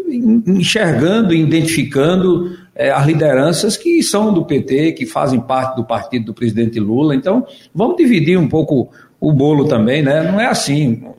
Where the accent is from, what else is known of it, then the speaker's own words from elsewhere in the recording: Águas Belas, Pernambuco, Brazil; eu sou lá de Águas Belas